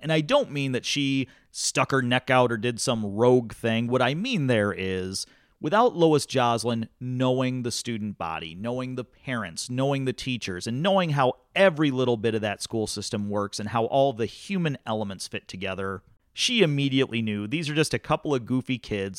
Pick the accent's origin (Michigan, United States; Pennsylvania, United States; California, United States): Michigan, United States; Climax; growing up in Climax, Scots